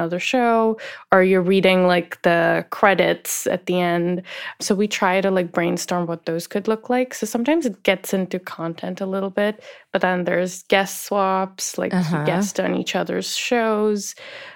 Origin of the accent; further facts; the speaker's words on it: India; I'm from India